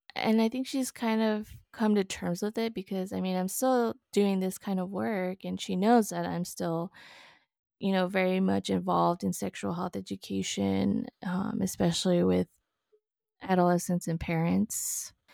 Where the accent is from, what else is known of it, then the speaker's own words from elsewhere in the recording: El Paso, Texas, United States; I was born and raised in El Paso, Texas